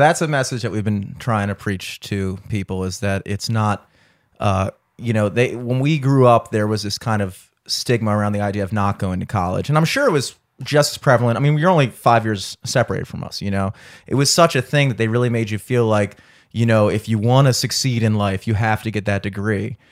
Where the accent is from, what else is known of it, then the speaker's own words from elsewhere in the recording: Towson, Maryland, United States; I grew up in Towson my entire life